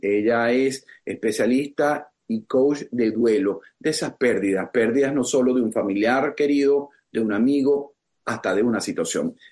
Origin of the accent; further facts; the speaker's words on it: Venezuela; now in South Florida, United States; para nosotros como venezolanos